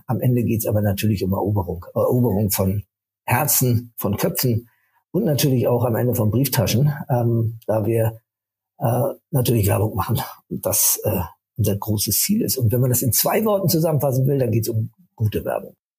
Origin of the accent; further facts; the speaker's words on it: Rostock, Mecklenburg-Vorpommern, Germany; Ich bin äh, in Rostock geboren